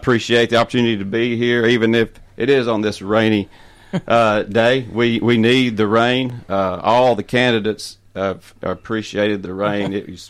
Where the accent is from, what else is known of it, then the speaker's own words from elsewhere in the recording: Waynesboro, Tennessee, United States; also born or lived in Nashville, Tennessee; I was born and raised in Waynesboro.